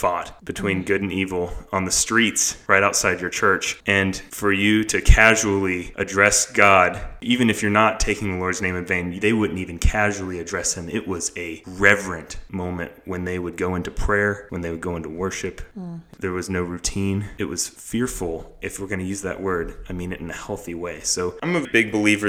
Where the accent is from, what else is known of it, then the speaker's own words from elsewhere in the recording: the South, Southern United States, United States; I am Southern boy. I grew up in Bless Your Heart